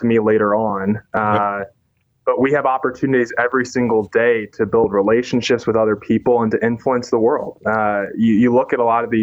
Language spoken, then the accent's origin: English; Indianapolis, Indiana, United States; moved away as an adult; now in Chicago, United States; I was born and raised in Indianapolis